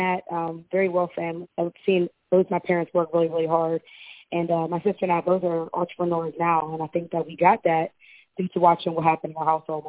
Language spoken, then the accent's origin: English; Pittsburgh, Pennsylvania, United States; I'm from Pittsburgh